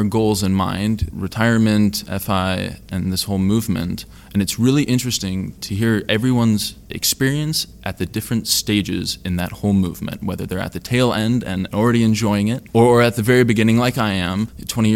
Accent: California, United States; I am from California

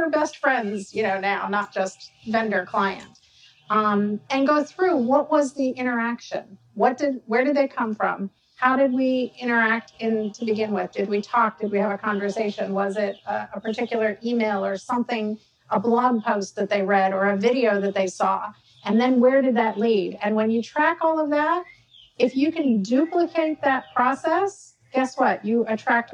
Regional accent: Georgia, United States; I'm from Georgia

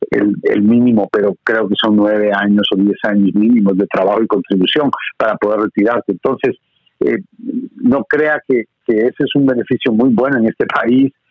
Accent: Guatemala; born there; also born or lived in Honduras / Miami; viví en Honduras un tiempo, mi madre es hondureña, entonces viví en Honduras un tiempo, nací en Guatemala, viví en Guatemala un tiempo, viví en Miami un tiempo, o sea, estuve viajando por todos lados, soy el inmigrante típico

